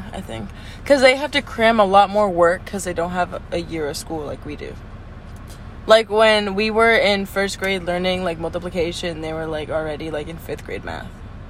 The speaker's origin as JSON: {"language": "English", "country": "United States", "also_born_or_lived": "Peru", "said": "I'm American."}